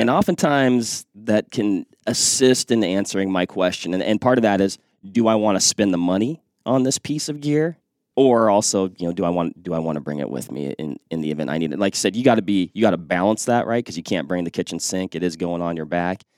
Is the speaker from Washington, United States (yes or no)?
yes; Western Washington, United States; moved away; I grew up in Western Washington